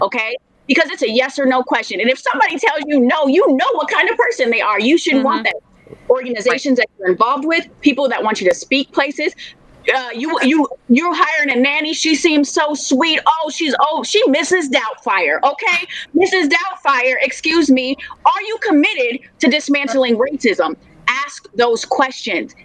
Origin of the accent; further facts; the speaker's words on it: Minneapolis, Minnesota, United States; I am from Minneapolis. I am born and raised in Minneapolis. It is my home.